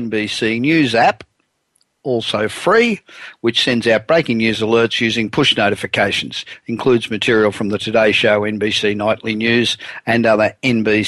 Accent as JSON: {"language": "English", "town": "Los Angeles", "region": "California", "country": "United States", "tie": "born or raised there", "said": "my hometown of Los Angeles"}